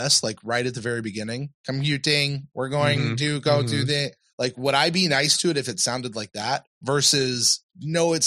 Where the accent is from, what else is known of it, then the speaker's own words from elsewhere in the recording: the South, United States; I'm from the South down here